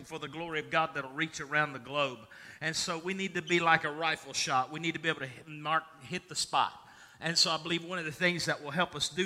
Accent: Russell County, Virginia, United States; I was born earthly in the United States of America in Russell County, Virginia

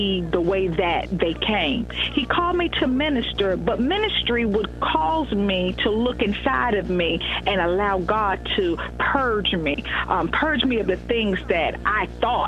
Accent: Eastern North Carolina, United States

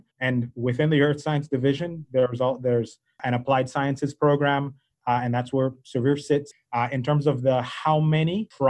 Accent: Belize; You might not be able to tell from my accent. I'm actually originally from Belize, and so that's one thing.

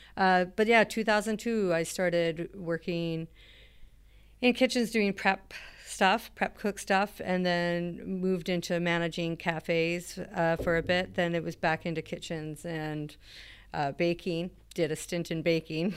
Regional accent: Alert Bay, British Columbia, Canada; moved away; I'm from a, a small town up the coast called Alert Bay

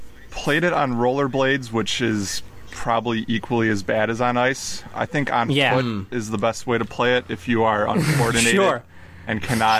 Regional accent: Detroit, Michigan, United States; I'm from Detroit.

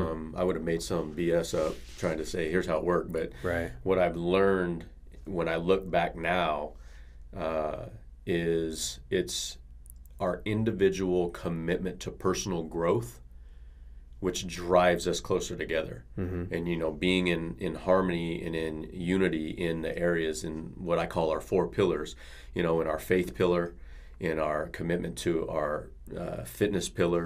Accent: Bakersfield, California, United States; I'm from Bakersfield, California.

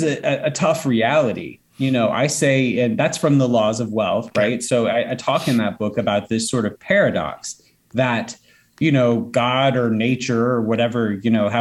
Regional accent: North Alabama, United States; now in Atlanta, United States; I grew up in North Alabama

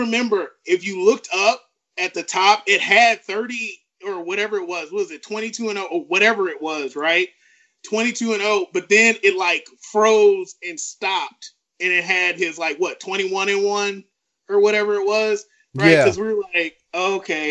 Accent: New Orleans, Louisiana, United States; we're from New Orleans

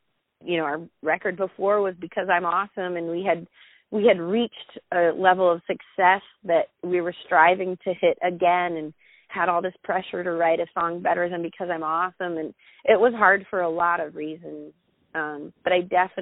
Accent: Florida, United States; moved away as an adult; also born or lived in Sarasota, Florida / Los Angeles, California; we moved from Florida to, you know, a small town of Florida. And then we went to college in Sarasota, Florida, also a pretty small town, to Los Angeles

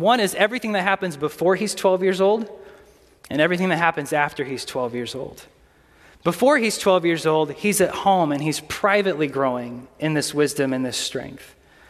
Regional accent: Foristell, Missouri, United States; I grew up outside of Forestell. It's about, I don't know, hour west of here. Okay, and it is mostly farmland.

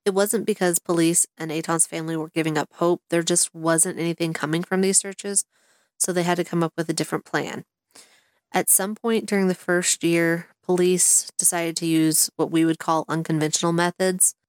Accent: the South, United States; I'm from the South

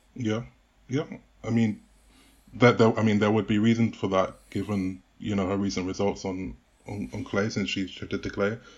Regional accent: United Kingdom; as a Brit

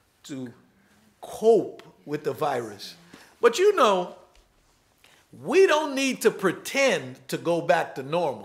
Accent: New York City, New York, United States; I was raised in New York.

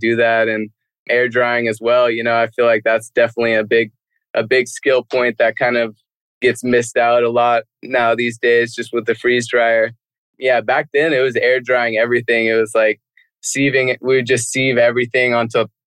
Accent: Lake County, California, United States; took out 70% of my hometown

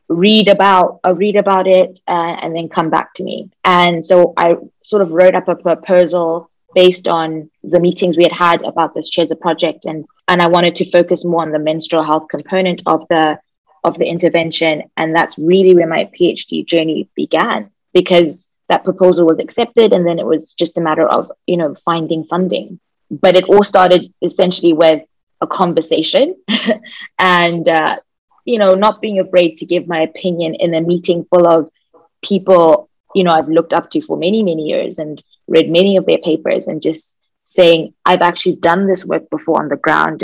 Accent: Zimbabwe; I'm from Zimbabwe

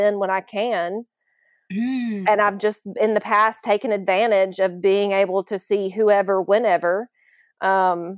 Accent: Alabama, United States; moved away; I'm from Alabama

